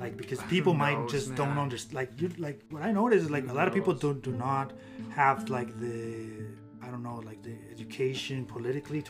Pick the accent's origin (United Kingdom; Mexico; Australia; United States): Mexico; moved away; I come from Mexico